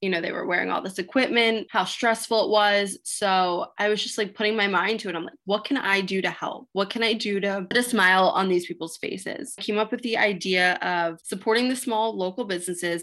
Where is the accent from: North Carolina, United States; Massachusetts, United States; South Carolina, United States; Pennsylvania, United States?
Pennsylvania, United States; Lower Gwynedd; where I'm from, I'm from the Philadelphia suburbs, Lower Gwynedd